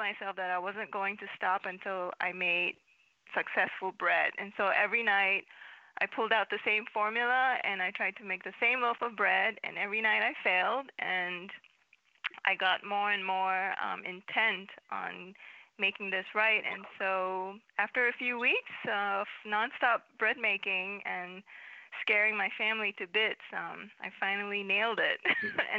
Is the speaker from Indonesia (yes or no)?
no; Malaysia; moved away as an adult; also born or lived in Michigan / New York; now in Pawling, United States; I was born and bred in Malaysia, and I came over to the U.S. for college